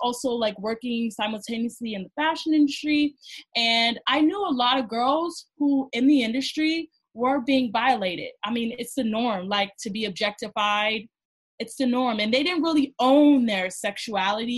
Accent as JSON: {"language": "English", "town": "Cleveland", "region": "Ohio", "country": "United States", "moved": "as an adult", "lives_now": "New York, United States", "said": "I moved from Ohio. I'm from Cleveland, Ohio, a small city compared to New York"}